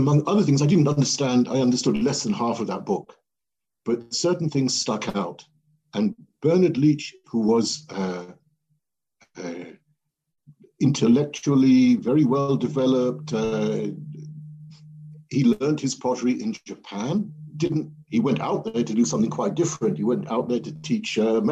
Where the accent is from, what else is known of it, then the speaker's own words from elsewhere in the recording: Welwyn Garden City, East of England, United Kingdom; I grew up in England in a town called Welwyn Garden City, very boring town